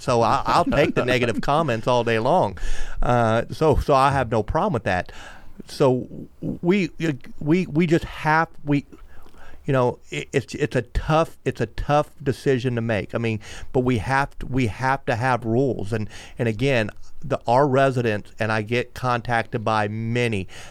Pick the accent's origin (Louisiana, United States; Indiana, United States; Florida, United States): Florida, United States; Melbourne; I grew up in Aurora Road Trailer Park. I was fortunate enough to move to Sherwood Park